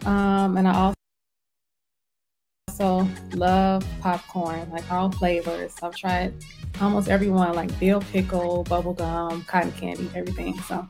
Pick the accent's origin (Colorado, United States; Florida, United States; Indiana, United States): Indiana, United States; Gary; also born or lived in Kansas / Atlanta, Georgia; now in Phoenix, United States; I am from Atlanta, Georgia. I was actually born in Kansas, raised in Gary, Indiana, moved to Atlanta, now I live in Phoenix, Arizona.